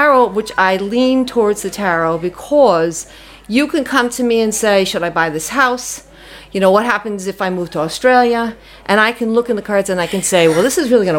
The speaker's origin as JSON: {"language": "English", "town": "New York City", "region": "New York", "country": "United States", "accent": "New York", "moved": "as an adult", "lives_now": "Dingle, Ireland", "said": "I'm from New York City, and I did a lot of readings there"}